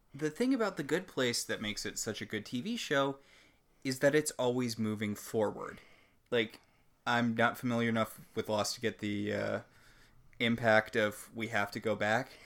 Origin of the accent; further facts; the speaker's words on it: New Haven, Connecticut, United States; I grew up around Yale